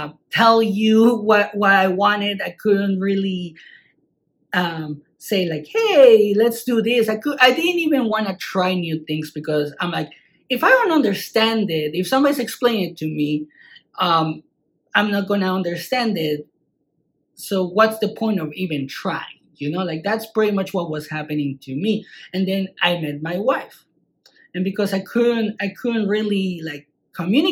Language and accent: English; Mexico; English is a second language; also born or lived in Utah; now in United States; I'm not from the United States. I'm from Mexico. Well, what happened when I moved from Mexico to the States? I had to learn a new language